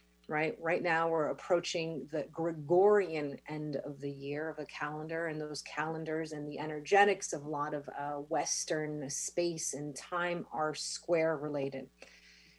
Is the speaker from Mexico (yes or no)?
yes; Mexico City, Mexico; now in Big Island, Hawaii, United States; I was born in Mexico City